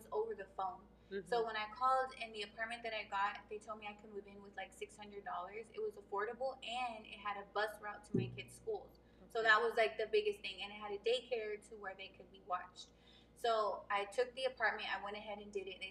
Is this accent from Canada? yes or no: no; Abilene, Texas, United States; moved away as an adult; now in San Antonio, United States; I'm from Abilene, Texas, born and raised. It's West Texas area, very small. So I've lived there my whole life.